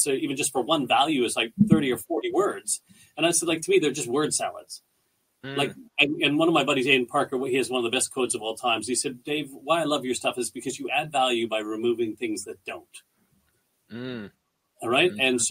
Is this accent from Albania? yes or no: no; Canada; moved away as an adult; now in Australia; We're Canadian people. We're really proud Canadians